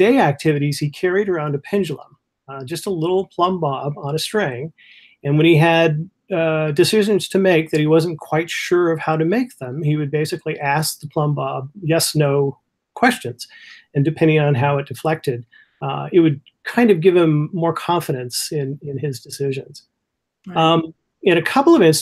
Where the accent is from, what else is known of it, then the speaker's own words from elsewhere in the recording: California, United States; now in Michigan, United States; I'm originally from California